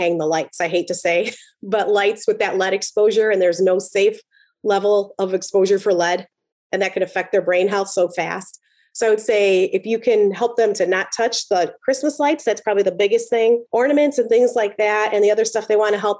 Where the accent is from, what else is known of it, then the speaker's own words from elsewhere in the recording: Chicago, Illinois, United States; I'm from Chicago